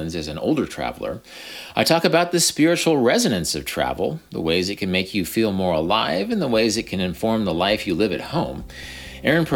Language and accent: English; Wichita, Kansas, United States; I was working at a supermarket in Wichita, Kansas, my hometown